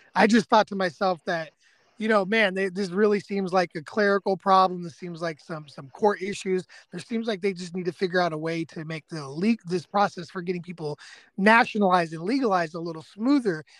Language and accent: English; California, United States; moved away as an adult; now in East Texas, United States; especially growing up in California